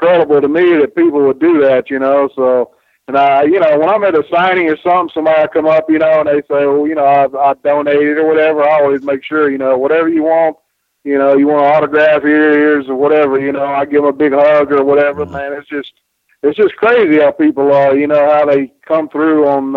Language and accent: English; Spartanburg, South Carolina, United States; my little town in Spartanburg, South Carolina, you know, and I grew up on Mid-Atlantic Championship Wrestling